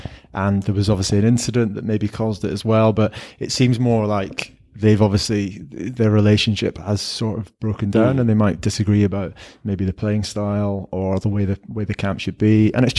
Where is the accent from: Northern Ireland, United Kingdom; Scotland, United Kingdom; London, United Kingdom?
Scotland, United Kingdom; I as a Scottish rugby fan, I'm just kind of a bit disappointed and frustrated about how it's all played out.